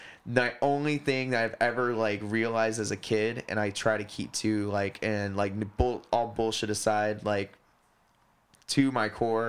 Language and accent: English; Hawaii, United States; growing up in Hawaii, I knew I was not wanted.